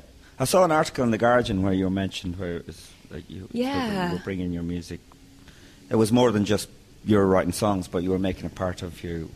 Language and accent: English; Meath, Leinster, Ireland; also born or lived in Tuam, Galway; Well, I was born in Toom, Galway, but I grew up in Meath, really. I was 5 when we left Galway